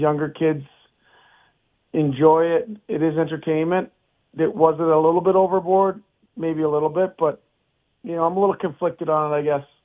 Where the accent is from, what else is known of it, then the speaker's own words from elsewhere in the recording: Canada; now in United States; Canadian, which I am